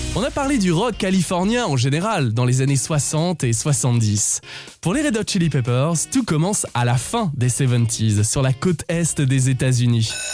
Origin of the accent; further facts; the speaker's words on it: France; chez nous en France